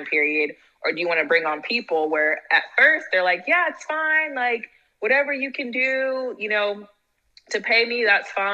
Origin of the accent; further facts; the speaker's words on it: Silicon Valley, California, United States; I'm from Silicon Valley. So I'm from, like, the heart of startups.